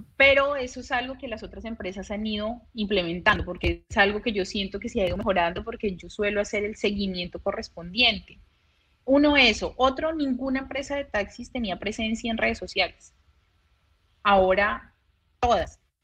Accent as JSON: {"language": "Spanish", "region": "Bogotá", "country": "Colombia", "moved": "as an adult", "lives_now": "Santa Marta, Colombia"}